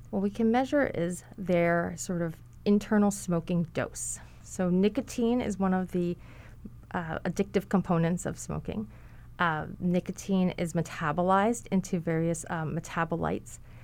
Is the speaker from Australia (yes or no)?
no; Hawaii, United States; also born or lived in mainland United States; I grew up in Hawaii. I, I also lived in the mainland for a period of time, but I grew up in Hawaii